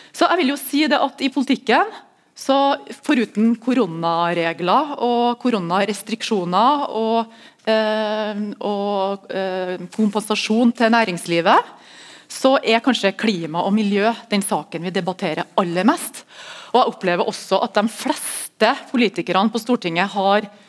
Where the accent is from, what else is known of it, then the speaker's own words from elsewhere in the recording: Melhus, Trøndelag, Norway; jeg er fra Melhus